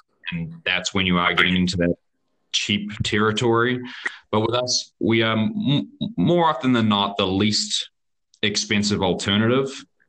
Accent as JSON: {"language": "English", "region": "California", "country": "United States", "also_born_or_lived": "New Zealand", "accent": "New Zealand", "said": "I'm originally California. You probably won't believe it with my accent, but I spend a bit of time."}